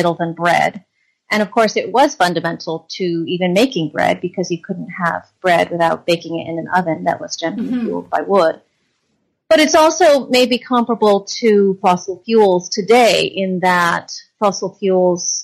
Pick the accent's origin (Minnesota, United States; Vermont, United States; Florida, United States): Vermont, United States; I grew up in Vermont